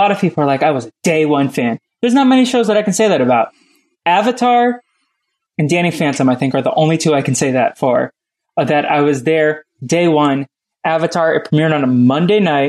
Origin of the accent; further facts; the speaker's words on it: Boston, Massachusetts, United States; moved away; also born or lived in Los Angeles; I grew up in Boston